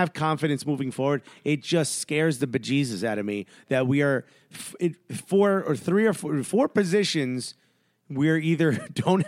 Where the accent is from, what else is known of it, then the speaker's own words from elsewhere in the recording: United States; we're American